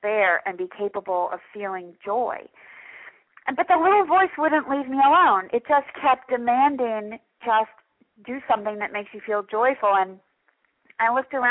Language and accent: English; New York City, New York, United States; moved away as an adult; now in Florida, United States; I'm from New York City.